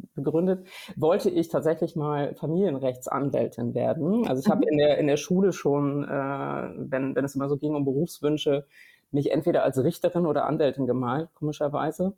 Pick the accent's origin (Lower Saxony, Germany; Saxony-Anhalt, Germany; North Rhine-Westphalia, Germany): Lower Saxony, Germany; near Braunschweig; also born or lived in Harz, East Germany; ich habe dann meine prägenden Jahre in der Nähe von Braunschweig äh, so verbracht, so meiner die prägenden Jugendjahre